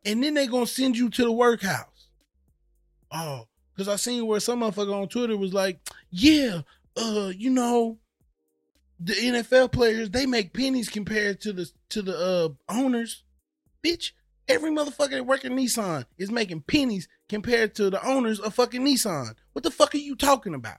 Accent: the South, United States; moved away; I grew up in the South

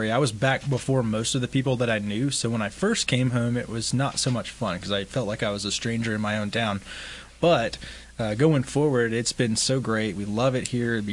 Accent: Midland, Texas, United States; I am from Midland, born and raised. grew up here. My family's been in Midland for a really long time.

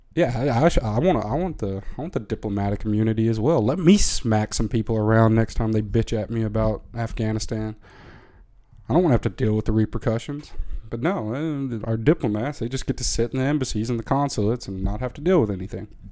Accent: Tennessee, United States; moved away as an adult; now in Netherlands; as a thirteen-year-old in the middle of Tennessee

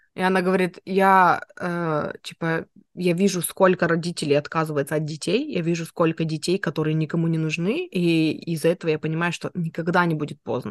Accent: Nizhnevartovsk, Khanty-Mansi Autonomous Okrug, Russia; born or raised there; moved away

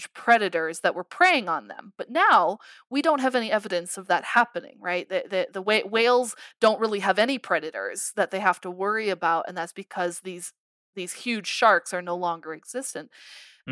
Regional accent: Colorado, United States; I am working back in Colorado. I'm very happy to be back in my home state.

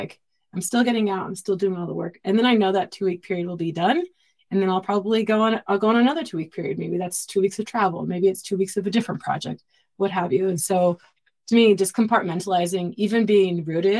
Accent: Southern California, United States; I grew up in Southern California

